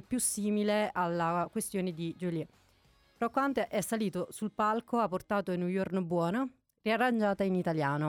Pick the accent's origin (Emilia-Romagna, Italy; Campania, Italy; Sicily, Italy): Campania, Italy; Naples; moved away; io da buona napoletana